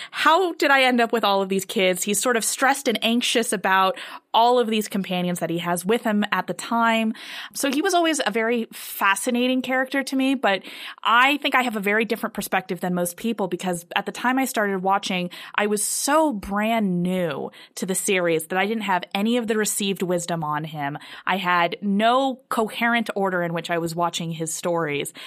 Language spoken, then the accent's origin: English; United States; as an American viewer